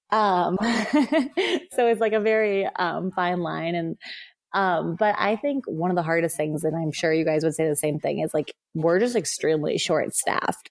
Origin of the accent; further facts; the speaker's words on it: Buffalo, New York, United States; moved away; I grew up in Buffalo, so I grew up around hockey